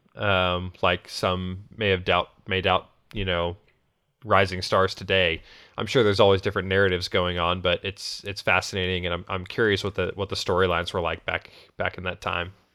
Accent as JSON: {"language": "English", "region": "New England", "country": "United States", "tie": "born or raised there", "said": "I grew up in New England"}